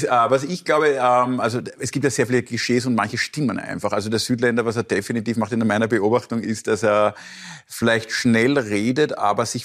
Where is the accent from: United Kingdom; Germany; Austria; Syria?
Austria; Also ich muss mir als Österreicher dann immer angewöhnen, dass wir schon eine Dreiviertelstunde, bevor wir wirklich weggehen, mit der Verabschiedung langsam